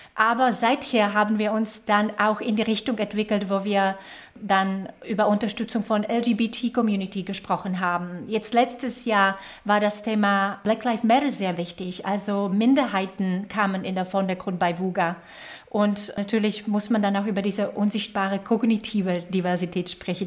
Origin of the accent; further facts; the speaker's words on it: Slovakia; German is a second language; moved away as an adult; also born or lived in Czech Republic / Ireland; now in Germany; Ich komme ursprünglich aus der Slowakei, das hört ihr wahrscheinlich ein bisschen an der Art und Weise, wie ich spreche